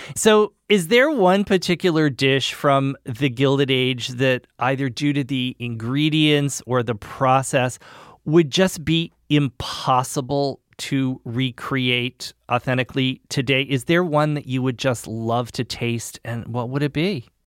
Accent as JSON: {"language": "English", "region": "New England", "country": "United States", "said": "I'm from New England"}